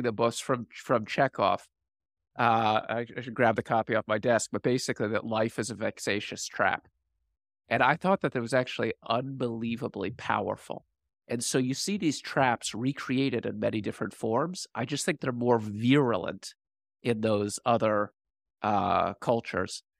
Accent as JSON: {"language": "English", "town": "Washington", "region": "District of Columbia", "country": "United States", "tie": "born or raised there", "said": "I grew up in Washington, D C."}